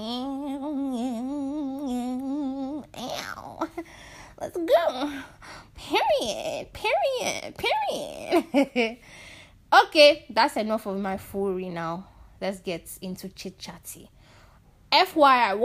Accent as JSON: {"language": "English", "country": "Nigeria", "said": "being Nigerian"}